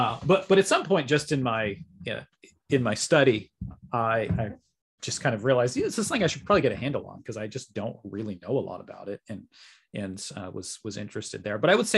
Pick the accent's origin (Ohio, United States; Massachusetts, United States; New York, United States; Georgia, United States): Massachusetts, United States; It's not like I grew up in a heavily LDS area. I mean, I grew up in Western Massachusetts.